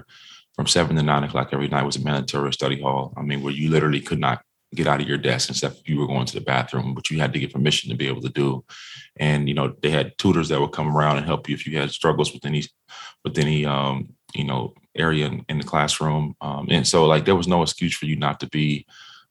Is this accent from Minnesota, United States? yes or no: yes; Minnesota, United States; I grew up in Minnesota